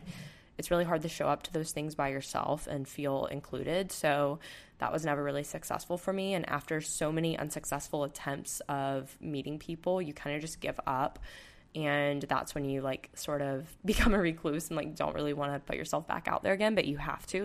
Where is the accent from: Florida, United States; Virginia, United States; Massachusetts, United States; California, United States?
Florida, United States; Panama City Beach; moved away; I'm from Panama City Beach, Florida, so that's where I'm going home